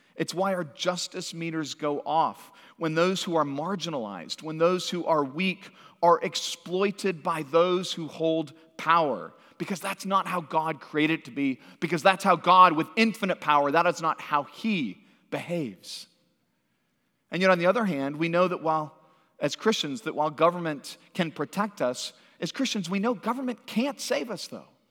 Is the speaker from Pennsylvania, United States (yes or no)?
no; Santa Cruz, California, United States; moved away; also born or lived in Washington, D.C. / Northwest Arkansas; I grew up in Santa Cruz, California.